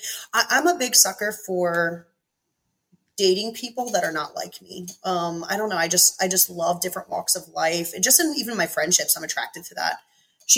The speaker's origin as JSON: {"language": "English", "region": "East Coast", "country": "United States", "said": "I come from East Coast, not a perfect family, but middle class."}